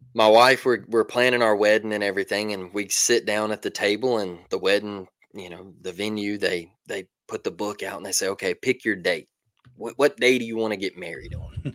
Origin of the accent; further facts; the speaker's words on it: Mobile, Alabama, United States; I'm from Mobile